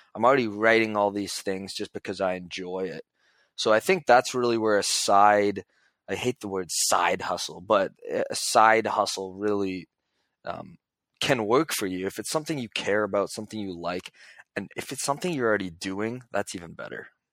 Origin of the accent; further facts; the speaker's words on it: Toronto, Ontario, Canada; I'm from Toronto